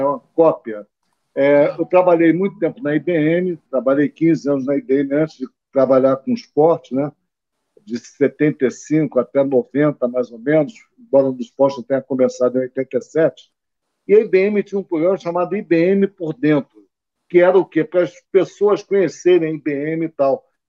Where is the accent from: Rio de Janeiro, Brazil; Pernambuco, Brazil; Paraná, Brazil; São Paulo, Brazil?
Rio de Janeiro, Brazil; now in Petrópolis, Brazil; Eu sou carioca, das Laranjeiras, nasci do lado do Flamengo, do, do Fluminense, aliás